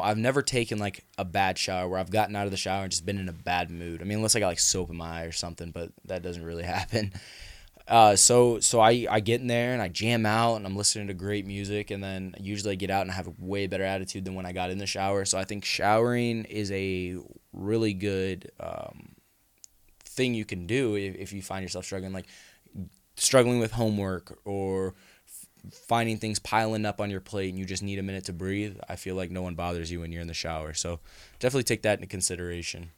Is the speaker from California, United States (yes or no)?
yes; California, United States; moved away; I grew up in California. I didn't really see snow a lot